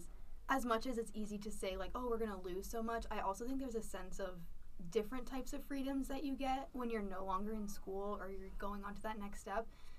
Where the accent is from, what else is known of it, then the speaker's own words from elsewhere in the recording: Western Massachusetts, United States; moved away as an adult; now in Utah, United States; I'm an out-of-state student from Western Mass